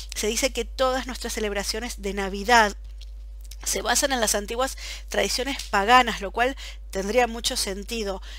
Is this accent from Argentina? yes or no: yes; Buenos Aires, Argentina; moved away as an adult; now in Belgium; Yo como soy de Buenos Aires